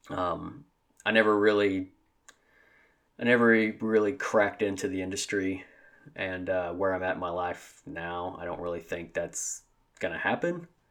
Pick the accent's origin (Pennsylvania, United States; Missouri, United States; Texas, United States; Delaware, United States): Missouri, United States; Southeast; I grew up in Southeast Missouri and a small town, a very, very small town. Um, I've always lived in Missouri